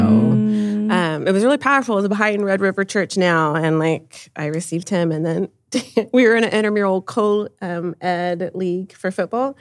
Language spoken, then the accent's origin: English; San Antonio, Texas, United States; I was born and raised in San Antonio